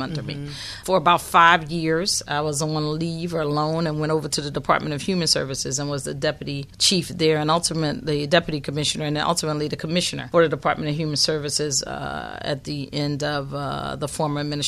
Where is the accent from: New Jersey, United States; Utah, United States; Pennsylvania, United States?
Pennsylvania, United States; Philadelphia; I'm born and bred in North Philadelphia